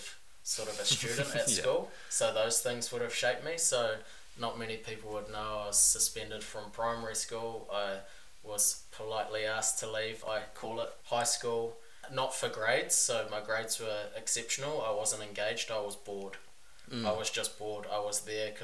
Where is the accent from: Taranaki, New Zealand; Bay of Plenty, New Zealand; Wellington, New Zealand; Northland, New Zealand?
Wellington, New Zealand; Kapiti Coast; I was born at Wellington Hospital, but I grew up on the Kapiti Coast, so this is where we are right now